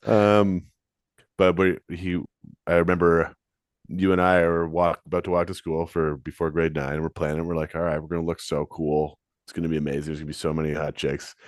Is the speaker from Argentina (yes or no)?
no; London, Ontario, Canada; I'm from London.